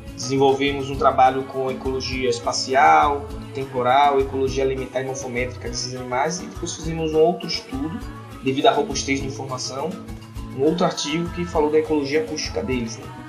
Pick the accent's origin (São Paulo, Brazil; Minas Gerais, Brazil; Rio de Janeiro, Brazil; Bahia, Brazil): Bahia, Brazil; Salvador; Eu sou natural de Salvador, no estado da Bahia